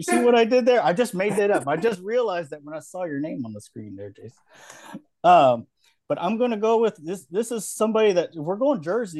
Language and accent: English; Hawaii, United States; I grew up in Hawaii